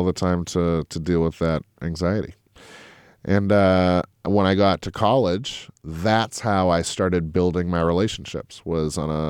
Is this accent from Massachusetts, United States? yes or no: yes; Lexington, Massachusetts, United States; I grew up in Lexington, Mass. My parents worked for the post office.